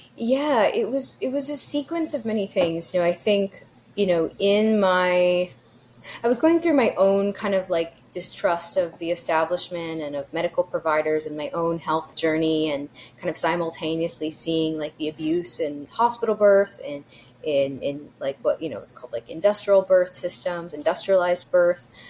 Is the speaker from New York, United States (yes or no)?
yes; New York City, New York, United States; now in Texas, United States; growing up in New York City, growing up in Greenwich Village